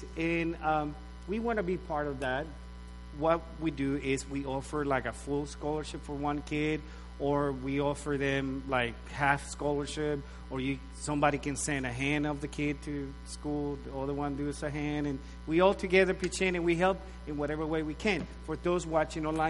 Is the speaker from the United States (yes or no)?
no; Nicaragua; moved away as an adult; I was born and raised in Nicaragua, Central America, up till I was probably 18, 19 years old.